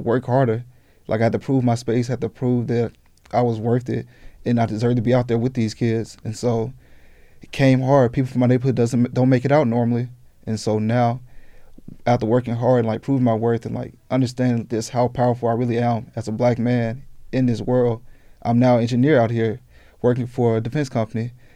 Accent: Jackson, Mississippi, United States; now in Tucson, United States; I'm from Jackson, Mississippi

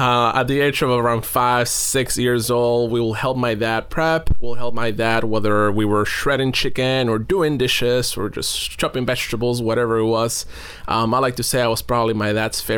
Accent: Lima, Peru; I was actually born and raised in Lima, Peru.

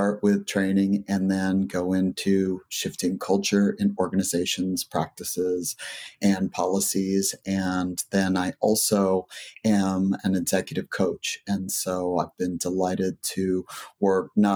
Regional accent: rural Southwest Texas, United States; I was raised in Texas

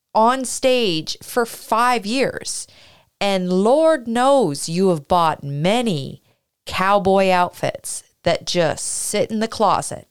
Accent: Canada; now in United States

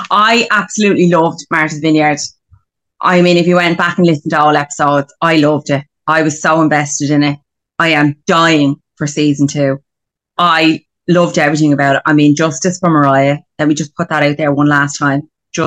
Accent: Glendalough, Leinster, Ireland; I'm from Glendalough.

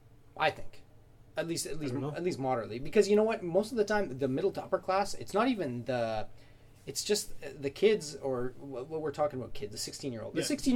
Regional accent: Canada; I'm a Canadian.

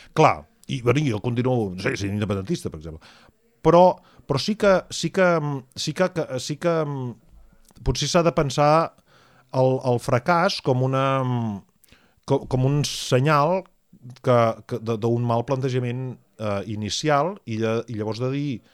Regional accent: Catalonia, Spain; nosaltres, eh, com a catalans

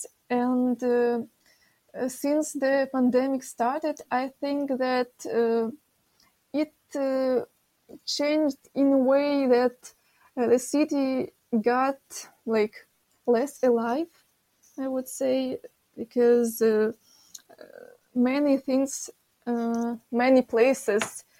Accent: Kyiv, Ukraine; I am from Kiev. I've lived here my whole life.

